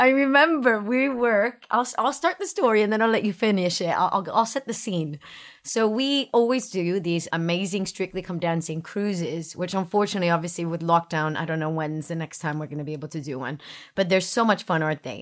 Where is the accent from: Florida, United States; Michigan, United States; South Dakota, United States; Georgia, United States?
Florida, United States; Miami; moved away; I grew up in Miami, so I grew up in the city, big city, my whole life